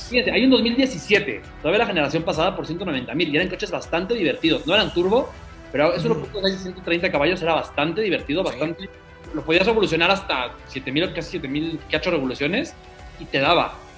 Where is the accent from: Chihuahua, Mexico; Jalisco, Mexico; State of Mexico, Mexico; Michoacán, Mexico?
State of Mexico, Mexico; aquí somos, somos mexiquenses.